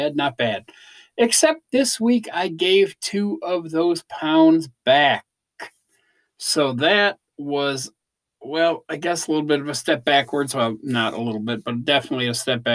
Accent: Chicago, Illinois, United States; I'm from Chicago

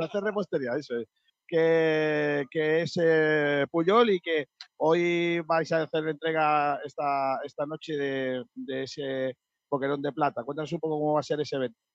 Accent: Rincón de la Victoria, Andalusia, Spain; mi pueblo

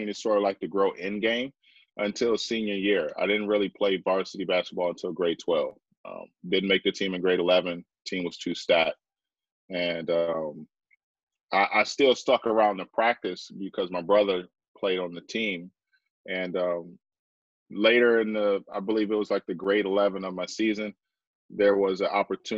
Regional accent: Detroit, Michigan, United States; moved away as an adult; also born or lived in Vancouver, Canada; I grew up in Detroit, Michigan

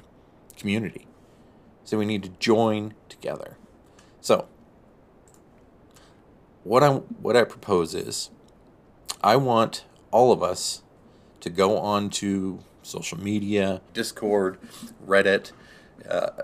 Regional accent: Pacific Northwest, United States; now in New Mexico, United States; I came from the Pacific Northwest. That's where I was raised and grew up most of my life

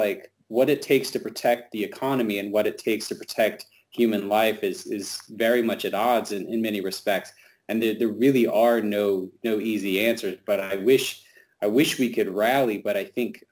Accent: the South, United States; being a Southerner

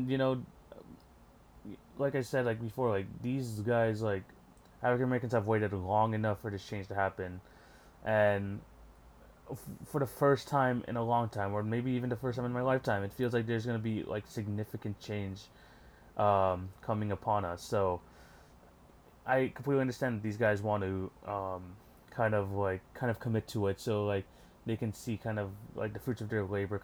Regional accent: Canada; I'm from Canada

